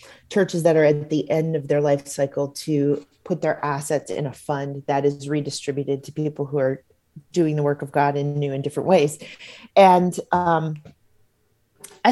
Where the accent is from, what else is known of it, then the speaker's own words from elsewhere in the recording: Hawaii, United States; my home state of Hawaii